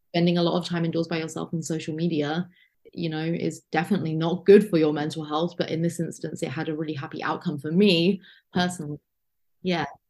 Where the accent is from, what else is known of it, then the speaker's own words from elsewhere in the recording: United Kingdom; I'm lucky being from the United Kingdom